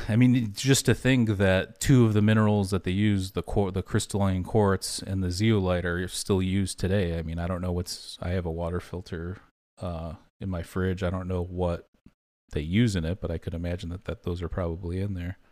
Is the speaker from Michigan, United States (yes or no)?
yes; Michigan, United States; we grew up in Michigan